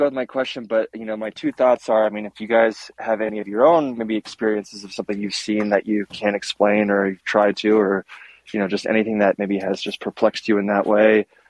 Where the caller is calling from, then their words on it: Colorado, United States; Calling from Farmer, Colorado.